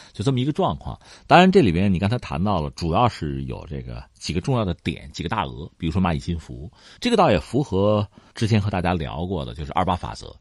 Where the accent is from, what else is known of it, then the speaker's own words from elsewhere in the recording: China; 我们中国人消费是比较谨慎的